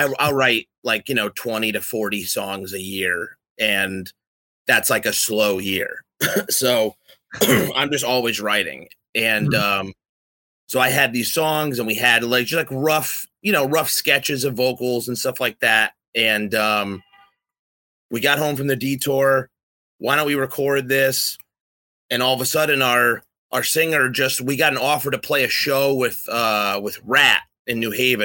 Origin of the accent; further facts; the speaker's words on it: East Coast, United States; growing up in the East Coast